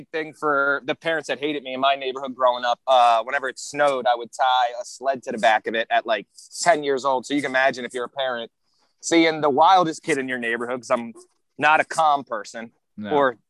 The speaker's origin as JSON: {"language": "English", "town": "North Wales", "region": "Pennsylvania", "country": "United States", "tie": "born or raised there", "said": "So the kid I grew up with in North Wales"}